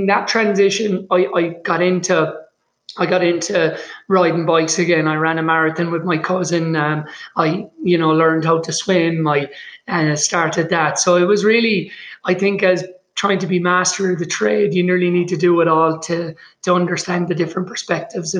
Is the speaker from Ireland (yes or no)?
yes; Limerick, Munster, Ireland; now in Boulder, United States; I grew up in Limerick in Ireland on the West Coast